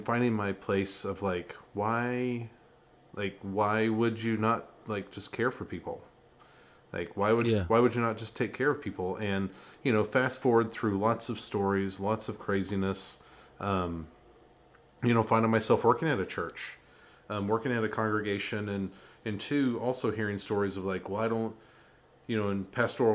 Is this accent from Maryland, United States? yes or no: no; Eastern Kentucky, United States; growing up in Eastern Kentucky